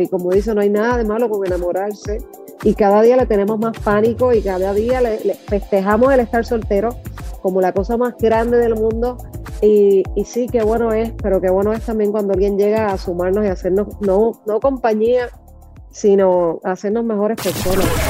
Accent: Puerto Rico; Puerto Rico, que es mi, obviamente que, es mi tierra y que, es mi cuna

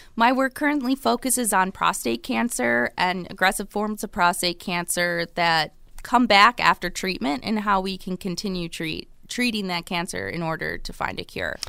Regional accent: Buffalo, New York, United States; also born or lived in Rochester / Chapel Hill; I am originally from Buffalo

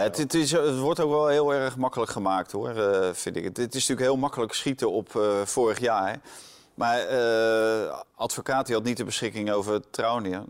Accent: Netherlands; wij denken als Nederlanders

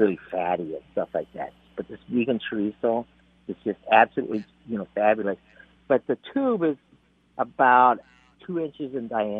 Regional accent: United States; I was born in the United States, but I have Latino, you know, American Latino roots

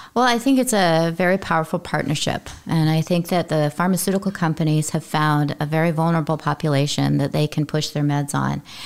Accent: Utah, United States; I come from Utah, which is generally thought of as a conservative state.

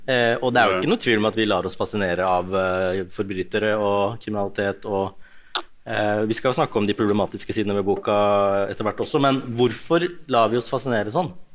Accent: Ås, Akershus, Norway; Jeg har vokst opp i Ås kommune, da, som er ganske mye tryggere

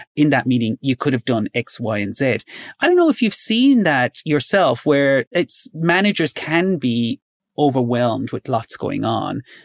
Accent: Ireland; as an Irish person growing up in Ireland

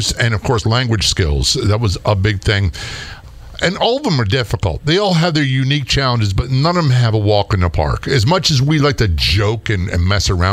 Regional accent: Norfolk, Virginia, United States; also born or lived in Baltimore; I grew up in Norfolk Tidewater area

